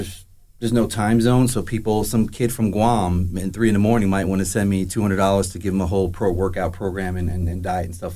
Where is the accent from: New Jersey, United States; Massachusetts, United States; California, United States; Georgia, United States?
New Jersey, United States; Howell; I'm a local guy. I grew up in Howell, Freehold area. Kind of a gypsy, though, to be honest with you. I just bounced around all over New Jersey.